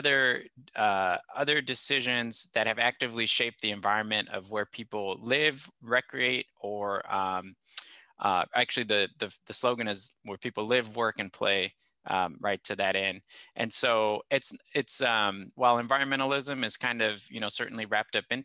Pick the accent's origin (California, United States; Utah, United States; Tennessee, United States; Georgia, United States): California, United States; Corona; moved away as an adult; also born or lived in Los Angeles, California / Midwest; I grew up in Southern California, specifically in Temescal Valley, which is an unincorporated part of Riverside County